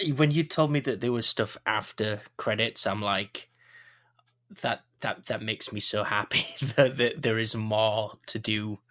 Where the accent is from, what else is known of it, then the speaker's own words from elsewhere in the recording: Yorkshire and the Humber, United Kingdom; I'm a Yorkshireman.